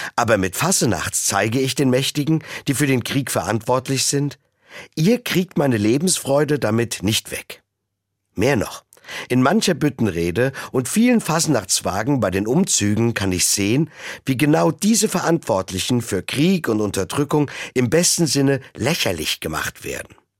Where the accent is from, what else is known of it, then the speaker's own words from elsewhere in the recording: Rhineland, Germany; Als waschechter Rheinländer